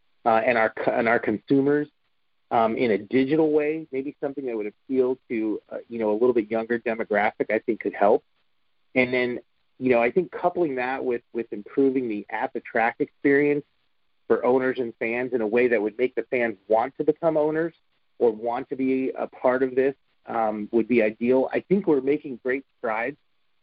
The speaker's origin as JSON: {"language": "English", "region": "New Jersey", "country": "United States", "tie": "born or raised there", "said": "when I was a kid, I grew up in New Jersey"}